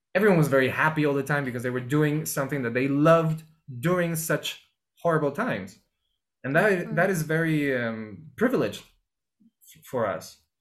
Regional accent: Lima, Peru; moved away as an adult; also born or lived in Mexico / Germany / New York; I was born and raised in Peru, Lima, Peru, where I am right now

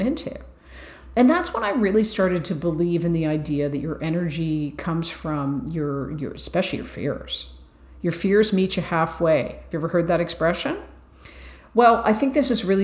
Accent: Ireland; I'm Irish

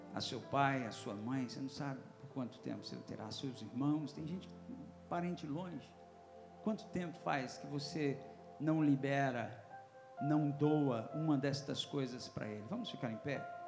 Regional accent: Northeast Region, Brazil; now in Mato Grosso, Brazil; É, sou nordestino

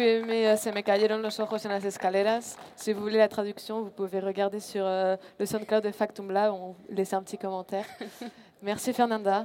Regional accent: Spain; moved away; je suis espagnole à la base.

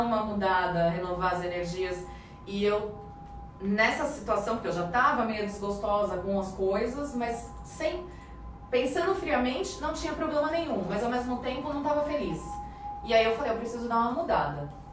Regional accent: Brazil; moved away as an adult; now in Ireland; somos brasileiros

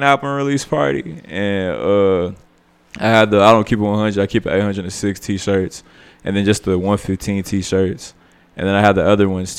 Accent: Amarillo, Texas, United States; I come from Amarillo, Texas. Like I'm born and raised here

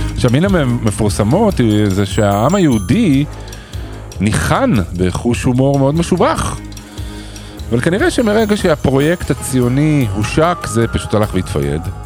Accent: Israel; אנחנו ישראלים

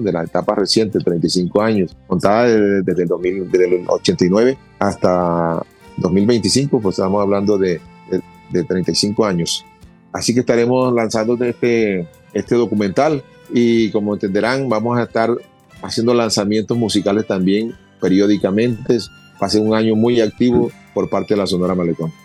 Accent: Cartagena, Bolívar, Colombia; nosotros somos de Cartagena de Indias donde nos, rodea el mar y nos sentíamos como en nuestra casa

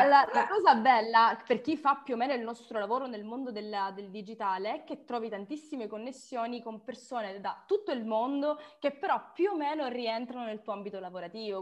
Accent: Sicily, Italy; io sono siciliana nel cuore, nel sangue, nell'anima e ovunque, direi, ogni parte di me è siciliana

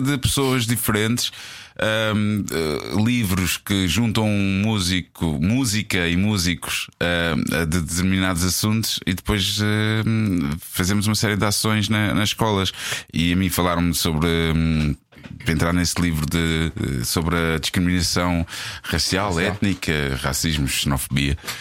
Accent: Portugal; nós, enquanto Tugas

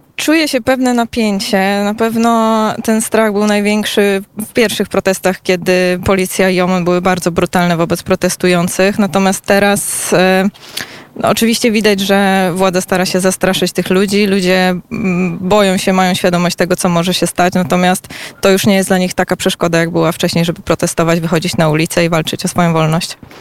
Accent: Poland; jestem z Polski

